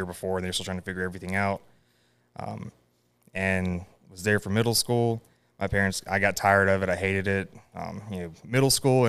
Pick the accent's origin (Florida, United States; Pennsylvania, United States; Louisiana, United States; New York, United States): Florida, United States; Cottondale; born there; I was born in Northwest Florida, in a little town called Cottondale. It's about an hour north of Panama City, about 30 minutes south of Alabama. So in that weird part of the Panhandle, I call it real Florida.